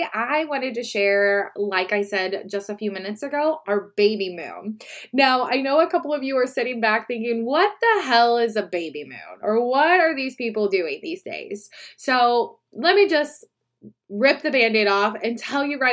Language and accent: English; Midwest, United States; I'm from the Midwest